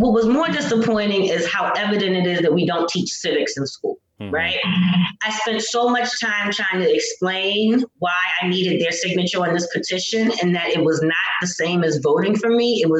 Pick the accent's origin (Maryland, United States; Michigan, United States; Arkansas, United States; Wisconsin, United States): Maryland, United States; Baltimore; I knew I'd never be a Democrat because I'm from Baltimore. I live here. I've seen them run my city exclusively my entire life, and it's not been good for my community.